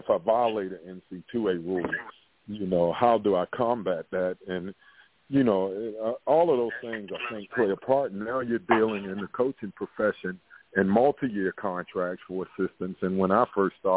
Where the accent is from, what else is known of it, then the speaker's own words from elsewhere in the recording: Baltimore, Maryland, United States; I'm from West Baltimore